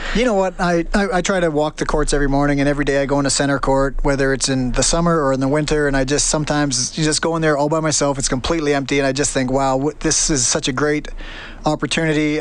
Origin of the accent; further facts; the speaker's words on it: Stony Plain, Alberta, Canada; moved away as an adult; now in London, United Kingdom; growing up in Stony Plain to moving to London